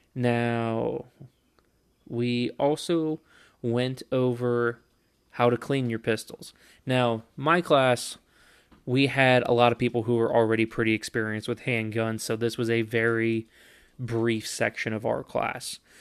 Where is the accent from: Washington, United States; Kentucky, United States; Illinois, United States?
Kentucky, United States; my home state of Kentucky